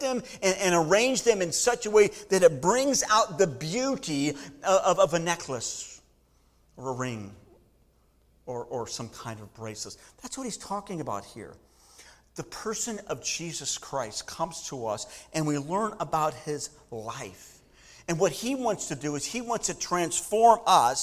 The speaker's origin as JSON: {"language": "English", "region": "Southern California", "country": "United States", "tie": "born or raised there", "moved": "yes", "said": "I grew up in Southern California"}